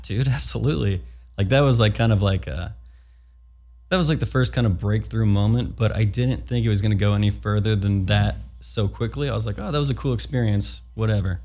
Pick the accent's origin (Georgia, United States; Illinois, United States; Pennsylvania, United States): Illinois, United States; Chicago; now in California, United States; I'm from Chicago too, we're out in California